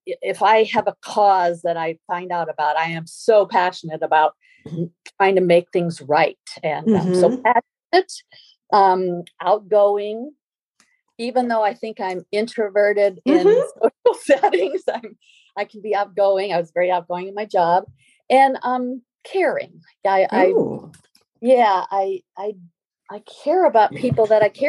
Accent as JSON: {"language": "English", "region": "Midwest", "country": "United States", "tie": "born or raised there", "also_born_or_lived": "San Diego", "moved": "yes", "said": "I grew up in the Midwest. I moved to San Diego in 1976"}